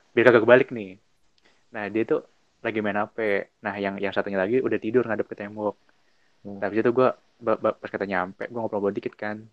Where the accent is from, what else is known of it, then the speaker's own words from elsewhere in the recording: Bekasi, West Java, Indonesia; gua tuh orang Bekasi